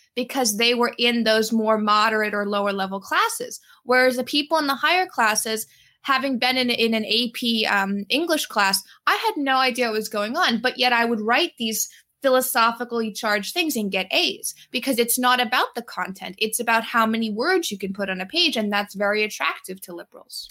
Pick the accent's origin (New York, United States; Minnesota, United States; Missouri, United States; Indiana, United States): New York, United States; New York City; also born or lived in Brooklyn; I grew up in New York City. I grew up in Manhattan. I was born in Brooklyn